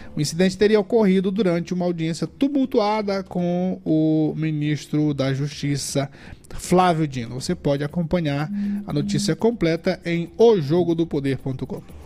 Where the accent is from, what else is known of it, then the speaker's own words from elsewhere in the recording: São José de Ribamar, Maranhão, Brazil; Eu sou aqui da região do, do, do Miritiwa